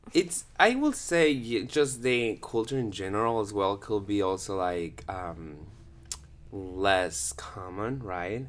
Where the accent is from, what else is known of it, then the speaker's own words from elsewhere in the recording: Guatemala City, Guatemala Department, Guatemala; moved away as an adult; also born or lived in Peru; now in Utah, United States; I'm from Guatemala, Guatemala City, and I moved to Utah, uh, s, around eight years ago. So, I grew up all the E's, um, in Guatemala.